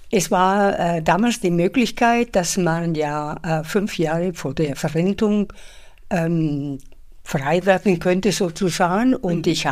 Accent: Spain; moved away as an adult; now in Munich, Germany; also ich bin Spanierin und bin ähm, nach München gekommen, um ein Studium zu machen ähm, und seitdem lebe ich hier in Deutschland, fühle mich sehr wohl, obwohl ich mich nach wie vor als Spanierin fühle.

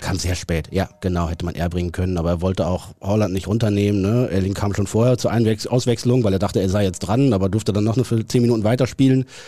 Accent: Neuenkirchen, North Rhine-Westphalia, Germany; also born or lived in Hamburg; in Neuenkirchen, im schönsten Münsterland

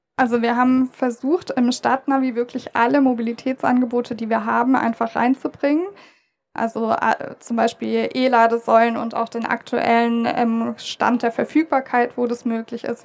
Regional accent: Stuttgart, Baden-Württemberg, Germany; Ich als Stuttgarterin

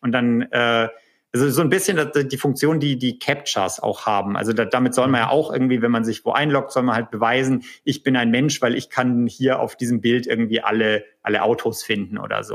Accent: Erlangen, Bavaria, Germany; accent: Franconian; moved away as an adult; now in California, United States; in Erlangen, äh, was hm. ja äh, lustigerweise auch mein, meine Unistadt ist äh, und meine Geburtsstadt

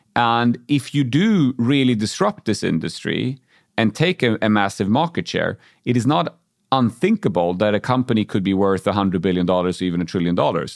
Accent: Uppsala, Uppsala County, Sweden; also born or lived in Germany; back in my hometown of Uppsala

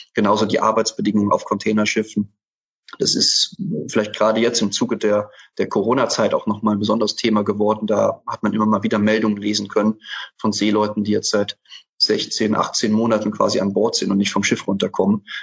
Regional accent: Germany; also born or lived in Nicaragua; Ich bin irgendwie so in der Eifel aufgewachsen

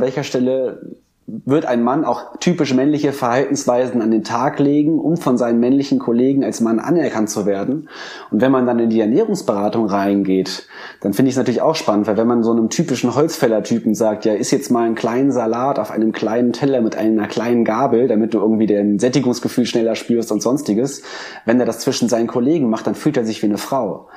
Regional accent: Germany; wir sind tatsächlich als Deutsche

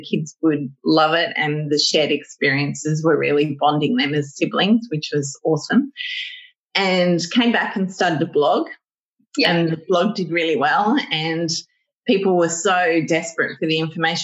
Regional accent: Sydney, New South Wales, Australia; I live one door down from the house that I used to live in and that I grew up in as a child

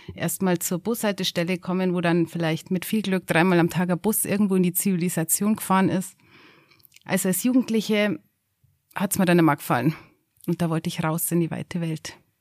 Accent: Schöneck, Bavaria, Germany; Ich bin aufgewachsen in Schöneck. Wer das nicht kennt, das ist so die Grenze vom Garmisch-Partenkirchner Landkreis zwischen Rottenbuch

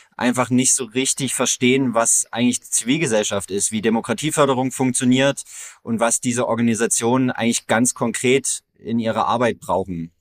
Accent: near Görlitz, Saxony, Germany; ich komme aus der Nähe von Görlitz, aus einer ganz kleinen Gemeinde mit so um die tausende EinwohnerInnen

